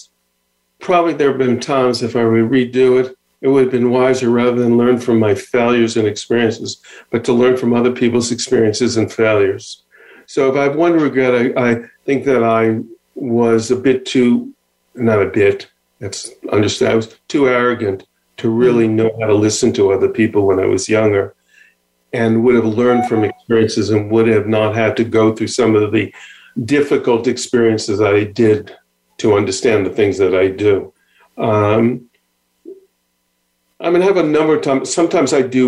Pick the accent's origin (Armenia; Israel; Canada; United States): Israel; I'm from Israel.